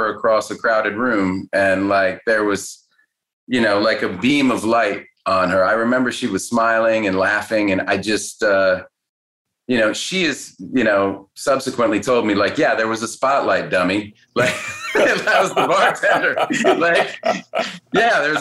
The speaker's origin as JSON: {"language": "English", "town": "Cambridge", "region": "Massachusetts", "country": "United States", "tie": "born or raised there", "said": "I grew up in Cambridge, Massachusetts"}